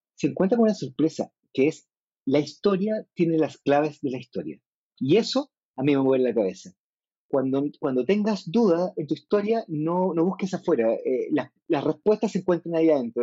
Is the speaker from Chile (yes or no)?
yes; Chile